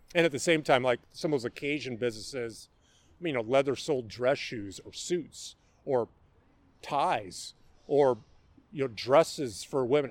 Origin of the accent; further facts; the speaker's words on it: Mercer Island, Washington, United States; I grew up here in the Seattle area. I uh, grew up on Mercer Island